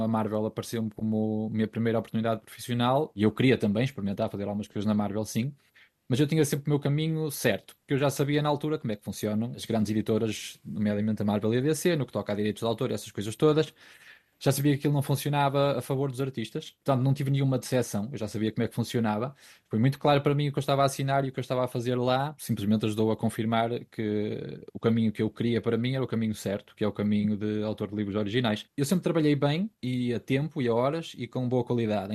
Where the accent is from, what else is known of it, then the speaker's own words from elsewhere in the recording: Ponte de Lima, Norte, Portugal; moved away as an adult; also born or lived in Guimarães; Eu sou de Ponte Lima, aliás, eu sou de Estorãos, que é uma aldeia de Ponte Lima